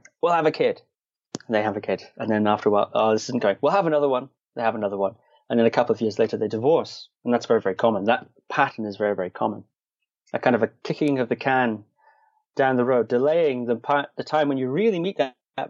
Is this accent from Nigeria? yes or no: no; Shetland Islands, Scotland, United Kingdom; I was born in Scotland, and I grew up on the Shetland Islands.